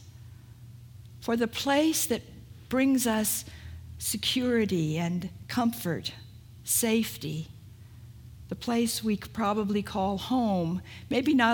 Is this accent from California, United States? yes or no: yes; California, United States; also born or lived in Oregon; I'm from California.